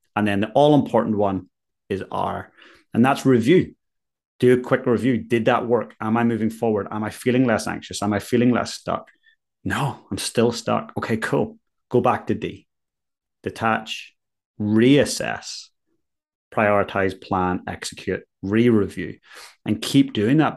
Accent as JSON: {"language": "English", "town": "Ballyclare", "region": "Northern Ireland", "country": "United Kingdom", "tie": "born or raised there", "moved": "as an adult", "lives_now": "Christchurch, New Zealand", "said": "So I'm from Ballyclare up in County Antrim originally."}